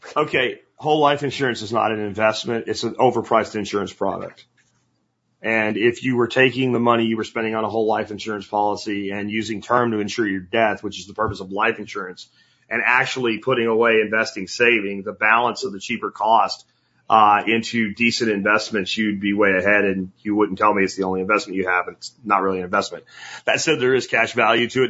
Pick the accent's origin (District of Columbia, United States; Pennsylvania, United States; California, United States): Pennsylvania, United States; moved away as an adult; the little town I grew up in Pennsylvania